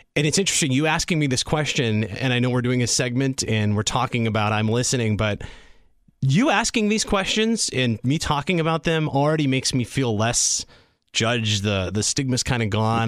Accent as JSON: {"language": "English", "town": "Sheboygan", "region": "Wisconsin", "country": "United States", "tie": "born or raised there", "also_born_or_lived": "Madison, Wisconsin", "said": "I grew up in Sheboygan in a small community"}